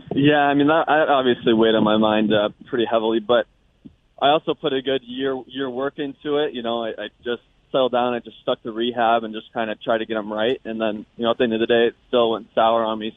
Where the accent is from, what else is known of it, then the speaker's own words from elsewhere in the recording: United States; moved away; being an American born